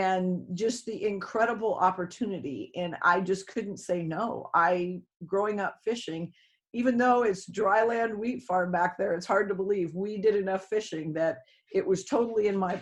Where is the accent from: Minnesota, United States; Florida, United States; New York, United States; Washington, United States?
Washington, United States; Odessa; moved away as an adult; also born or lived in Anchorage, Alaska / Homer, Alaska / Bristol Bay, Alaska; now in Alaska, United States; I was from Eastern Washington, a very small community called Odessa